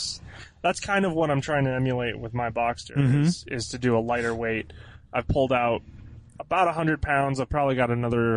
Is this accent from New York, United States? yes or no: no; Michigan, United States; now in Reno, United States; Originally from Michigan.